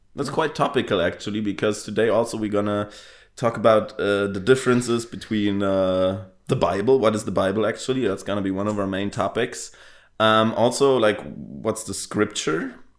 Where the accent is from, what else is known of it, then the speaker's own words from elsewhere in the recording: Bavaria, Germany; now in Berlin, Germany; I'm Bavarian, living in Berlin also.